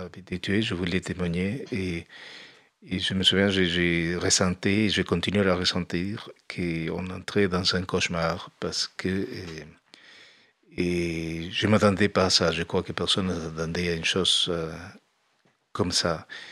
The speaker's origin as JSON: {"language": "French", "country": "Uruguay", "moved": "as an adult", "lives_now": "France", "said": "quand je suis parti de l'Uruguay. Je suis parti quand ça s'installait la dictature"}